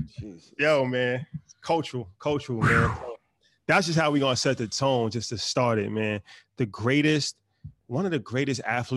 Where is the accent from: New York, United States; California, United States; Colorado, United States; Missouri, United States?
New York, United States; Growing up in New York